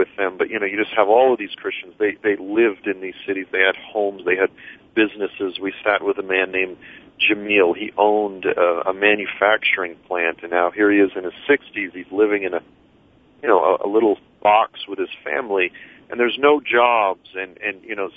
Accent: United States

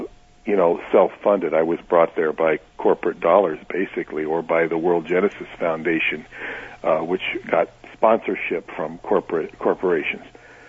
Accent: New York, United States; So I'm from New York. There were 6 other people from New York with me on that particular year

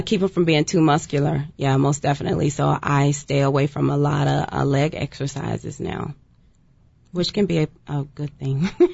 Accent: Fort Worth, Texas, United States; I'm from Fort Worth, Texas, so I'm right there by Dallas.

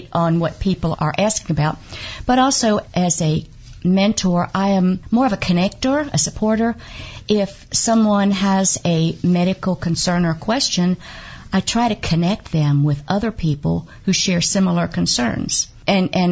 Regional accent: Kentucky, United States; I am from Kentucky

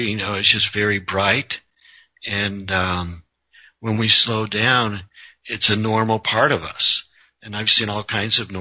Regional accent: Colorado, United States; I'm just a normal guy from Colorado

